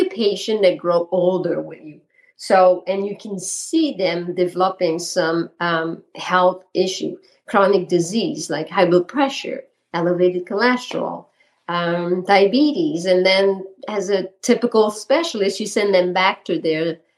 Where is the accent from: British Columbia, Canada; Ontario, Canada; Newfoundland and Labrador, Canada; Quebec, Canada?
Quebec, Canada; accent: Quebec; moved away as an adult; now in Vermont, United States; my accent is from Quebec. So I'm French Canadian, and I've been in Vermont now for 28 years